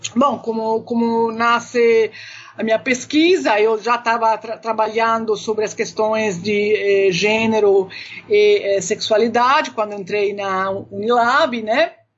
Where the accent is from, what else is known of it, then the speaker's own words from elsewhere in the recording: Naples, Campania, Italy; now in Brazil; desde a minha infância, Nápoles, uh, o chamado mezzogiorno da Itália